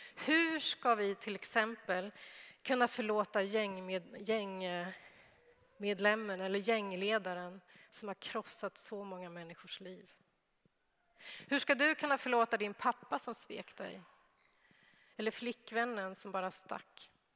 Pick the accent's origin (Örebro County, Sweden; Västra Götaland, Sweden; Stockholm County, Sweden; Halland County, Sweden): Örebro County, Sweden; Örebro; moved away; jag är uppväxt i Örebro men jag har inte alltid bott i Örebro, men nu bor jag i Örebro